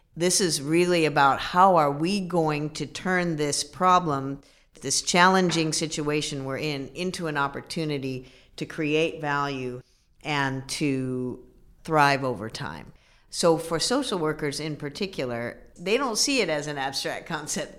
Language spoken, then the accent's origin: English; Midwest, United States; I'm a Midwesterner, so, uh, we're very practical people